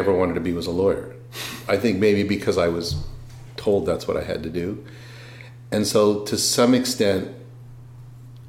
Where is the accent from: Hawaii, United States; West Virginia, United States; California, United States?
California, United States; Los Angeles; also born or lived in San Diego; I went to high school in L.A.